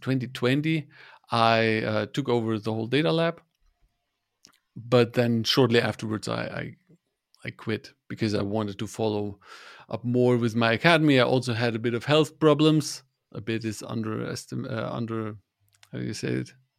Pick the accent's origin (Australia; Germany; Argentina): Germany; I'm from Germany